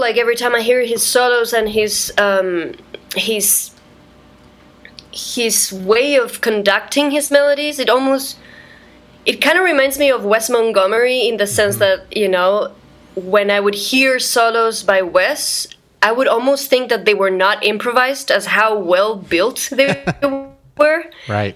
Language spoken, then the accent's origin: English; Santiago, Santiago Metropolitan Region, Chile; moved away as an adult; also born or lived in Guatemala; now in New York, United States; I am from Santiago, Chile